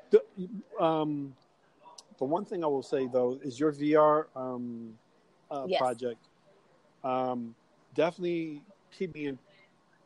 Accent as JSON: {"language": "English", "region": "New York", "country": "United States", "said": "You do know I'm from New York"}